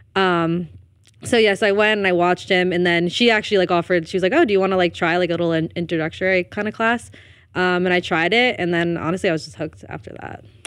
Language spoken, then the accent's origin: English; Elmwood Park, New Jersey, United States; I'm from Elwood Park, New Jersey.